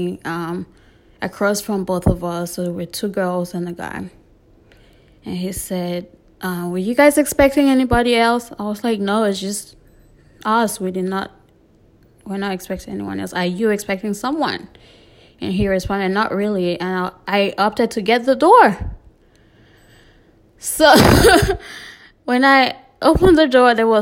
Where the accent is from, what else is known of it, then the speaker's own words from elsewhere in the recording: South West Region, Cameroon; moved away as an adult; also born or lived in Delaware, United States; now in Arkansas, United States; I was born and raised in Cameroon until 18 before I immigrated to the US. Back home in Boya, Limbe, and just Cameroon in general